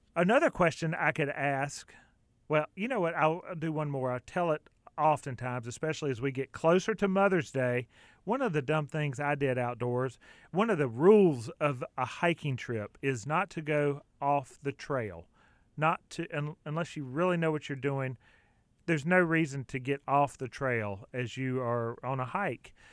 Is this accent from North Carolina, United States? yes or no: no; Clover, South Carolina, United States; I grew up in Clover, South Carolina